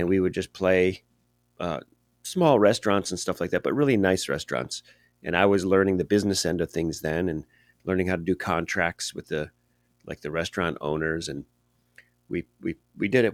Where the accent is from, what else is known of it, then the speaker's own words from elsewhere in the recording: Cleveland, Ohio, United States; moved away as an adult; now in Los Angeles, United States; I was born in Cleveland, Ohio, which is a great music town. And as I grew up there